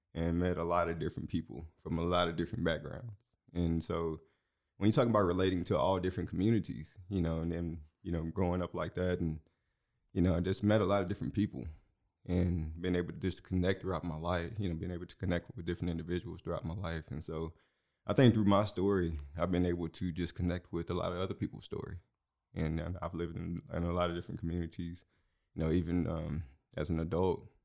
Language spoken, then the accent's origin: English; Houston, Texas, United States; moved away as an adult; also born or lived in Aldine, Texas; now in Waco, United States; I'm from Houston originally.